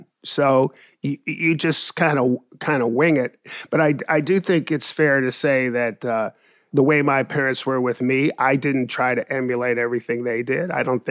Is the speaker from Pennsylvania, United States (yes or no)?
yes; Pittsburgh, Pennsylvania, United States; Well, I grew up in East Liberty on Heberton Street, right, 3 houses away from Dilworth School. I went to Peabody High School, which is now called the Obama Academy.